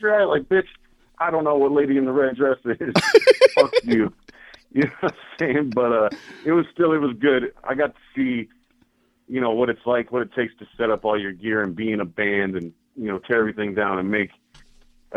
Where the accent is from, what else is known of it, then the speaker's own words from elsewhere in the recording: United States; I'm an American, and I'm proud of the USA